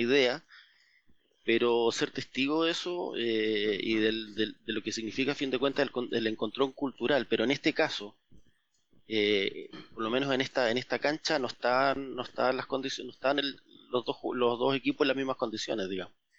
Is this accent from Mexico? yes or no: no; Magallanes and Chilean Antarctica, Chile; Yo soy magallánico, sí.